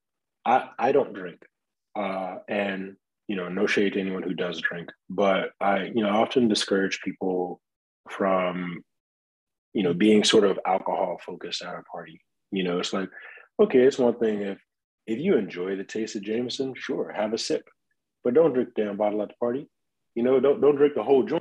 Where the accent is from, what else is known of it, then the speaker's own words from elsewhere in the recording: Detroit, Michigan, United States; I grew up in Detroit